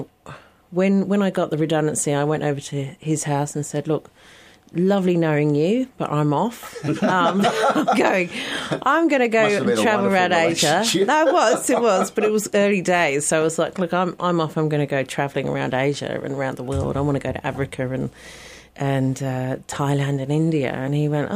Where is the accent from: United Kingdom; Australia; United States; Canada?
United Kingdom; Stanbridge, East of England; moved away as an adult; also born or lived in North London; I was born in the countryside just north of London in a little village called Stanbridge with two local pubs, because every village has to have at least two pubs, and a church, and a little primary school. So I grew up in a very quiet village up until the age of 11